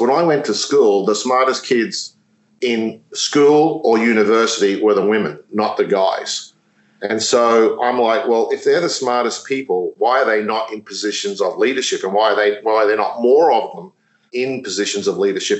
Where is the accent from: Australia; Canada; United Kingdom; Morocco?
Australia; moved away; I'm Australian, but I started my career there with, with Yum.